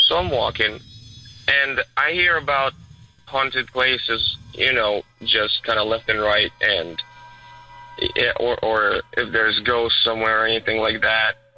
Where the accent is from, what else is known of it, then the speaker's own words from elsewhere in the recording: Ukraine; moved away; I'm actually originally from Ukraine